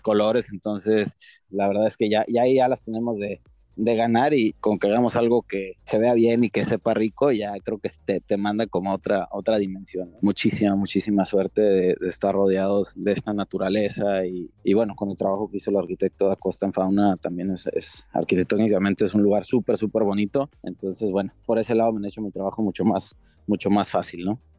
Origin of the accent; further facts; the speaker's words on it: Ensenada, Baja California, Mexico; yo soy aquí de Ensenada